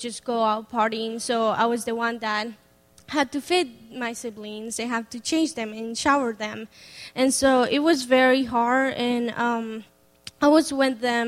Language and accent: English; Bogota, Colombia; first language Spanish; English is a second language; moved away; So I'm from Colombia, Bogota. Obviously, they speak Spanish, so my first language is Spanish, and my second language is English. So I was born there.